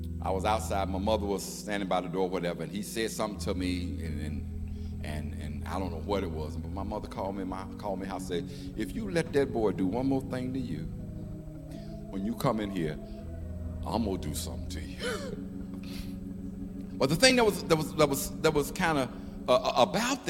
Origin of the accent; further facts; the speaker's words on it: Chicago, Illinois, United States; also born or lived in Memphis, Tennessee; I was born in Memphis. And I think I was there till I was about 4 years old, and we moved, 4 or 5, and we moved to Chicago.